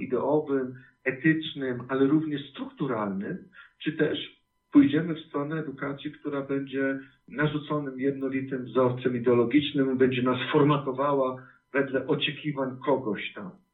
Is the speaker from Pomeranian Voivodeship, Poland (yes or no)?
yes; Bytów, Pomeranian Voivodeship, Poland; w którym się wychowałem, e, w Bytowie, na ziemi bytowskiej